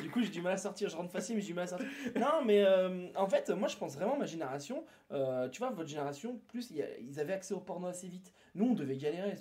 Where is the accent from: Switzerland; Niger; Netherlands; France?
France; near Toulouse, Occitania; je suis né à côté, moi je suis né plus à Toulouse